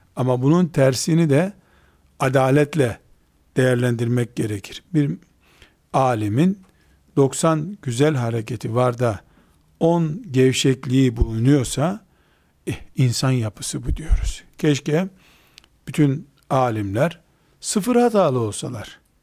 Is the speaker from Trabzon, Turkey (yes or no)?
yes; Trabzon, Turkey; Ben de Trabzonluyum